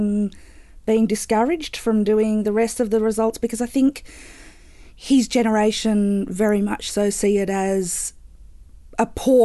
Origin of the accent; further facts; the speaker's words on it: Bendigo, Victoria, Australia; also born or lived in Geelong; I'm originally from Bendigo